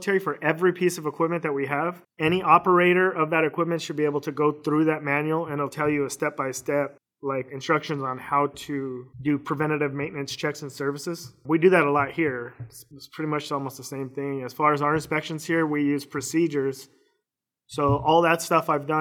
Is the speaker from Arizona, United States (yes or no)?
yes; Phoenix, Arizona, United States; also born or lived in Missouri / Fort Campbell, Kentucky / Kuwait / Iraq; I was born and raised here in Phoenix